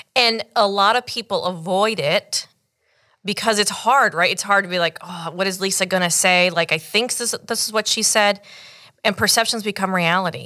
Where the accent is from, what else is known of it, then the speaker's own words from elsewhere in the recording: United States; my parents actually came from Cuba in nineteen seventy. I was born here in the States